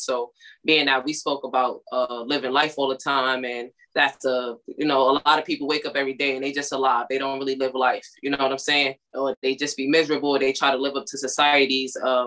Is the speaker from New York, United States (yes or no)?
yes; New York City, New York, United States; I'm from Brooklyn, New York.